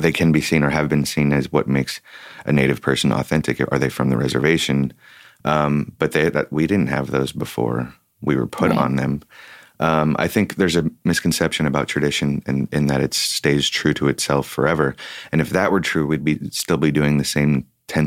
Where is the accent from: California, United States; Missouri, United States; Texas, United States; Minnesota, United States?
California, United States; Oakland; I grew up in Oakland